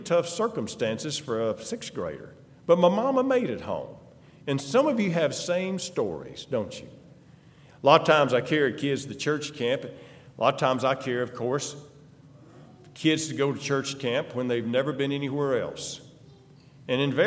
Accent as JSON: {"language": "English", "town": "El Dorado", "region": "Arkansas", "country": "United States", "tie": "born or raised there", "lives_now": "Magnolia, United States", "said": "we grew up, of course, El Dorado, Arkansas. And when I was going into the sixth grade, my dad got another job over here, JW Operator, here in Magnolia."}